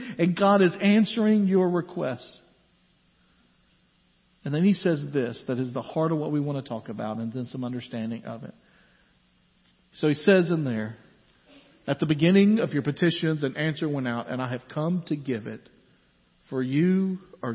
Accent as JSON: {"language": "English", "country": "United States", "said": "as American Christians"}